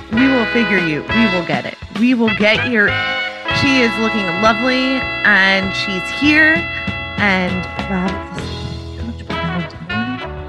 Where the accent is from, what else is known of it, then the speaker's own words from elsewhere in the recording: New York, United States; I grew up on Long Island. New York Congressional District 1 was my home turf.